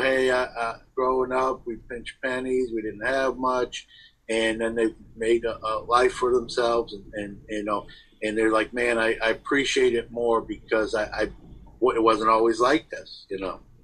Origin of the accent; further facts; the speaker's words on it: New York City, New York, United States; a kid growing up in Brooklyn